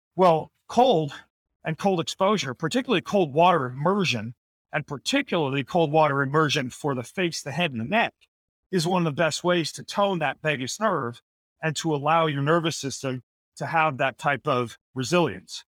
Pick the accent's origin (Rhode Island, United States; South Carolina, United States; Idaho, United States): Idaho, United States; the winters where I grew up in Idaho were always just so bitter cold.